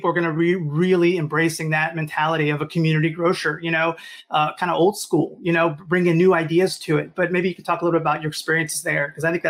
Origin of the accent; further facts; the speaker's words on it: Morgan City, Louisiana, United States; When I grew up in Morgan City, I had an Italian family, and my aunts ran a family grocery store that were, you know, immigrant based.